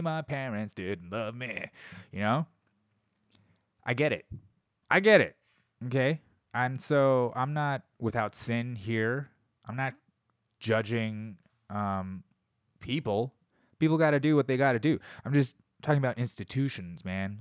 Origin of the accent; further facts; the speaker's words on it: United States; I'm American. That's how you know I'm American.